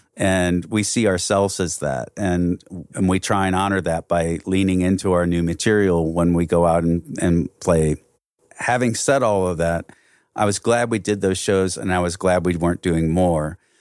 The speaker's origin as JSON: {"language": "English", "town": "Belleville", "region": "Illinois", "country": "United States", "said": "we came from the other side of the river, we came from Belleville."}